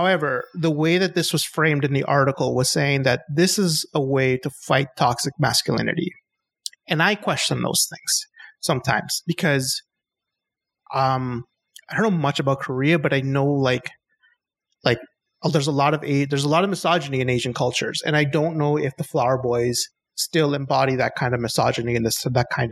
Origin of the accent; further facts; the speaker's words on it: Chile; I'm from South America. I'm from Chile